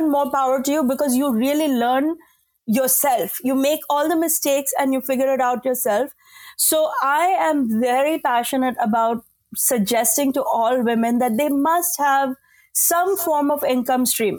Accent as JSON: {"language": "English", "country": "India", "moved": "yes", "said": "as an Indian woman"}